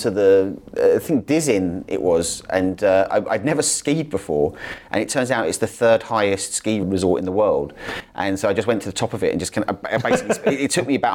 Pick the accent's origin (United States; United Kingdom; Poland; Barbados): United Kingdom; now in Dubai, United Arab Emirates; I mean, also as a British passport holder, um, British citizen, I mean, we are little Satan, so it's almost impossible for us to get, certainly as a journalist.